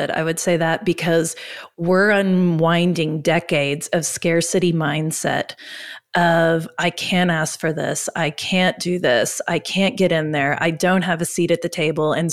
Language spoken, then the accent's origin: English; Oklahoma, United States; We're from Oklahoma.